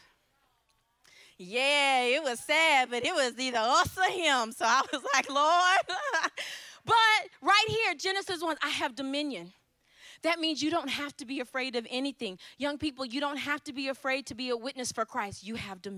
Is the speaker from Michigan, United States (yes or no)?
yes; Ypsilanti, Michigan, United States; I'm from Ypsilanti, Michigan